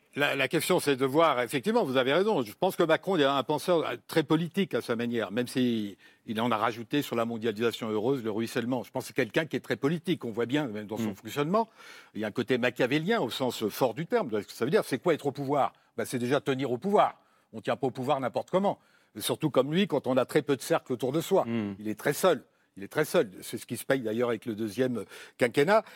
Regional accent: France; on est français

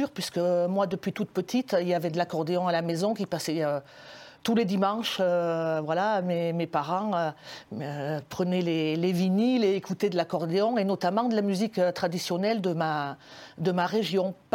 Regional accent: France; voilà, on est français, accordéoniste.

